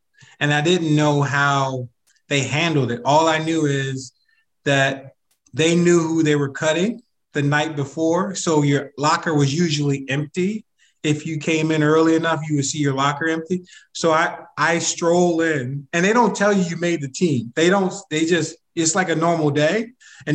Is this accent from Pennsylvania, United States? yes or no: yes; Philadelphia, Pennsylvania, United States; I'm from Philly